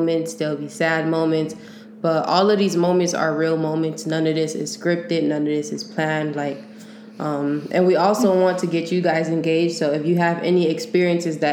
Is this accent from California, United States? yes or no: yes; Long Beach, California, United States; now in San Francisco Bay Area, United States; I'm originally from Long Beach, but I moved down to the Bay for a little